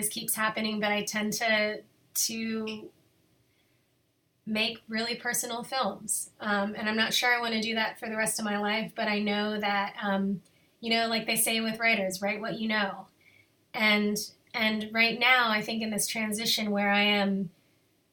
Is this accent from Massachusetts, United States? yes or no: no; Lexington, Kentucky, United States; moved away as an adult; also born or lived in Arlington, Virginia; now in Boulder, United States; I grew up in Lexington, Kentucky